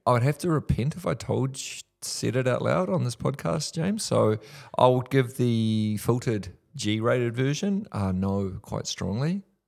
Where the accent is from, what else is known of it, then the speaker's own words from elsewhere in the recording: Whanganui, Manawatū-Whanganui, New Zealand; from my hometown, Wanganui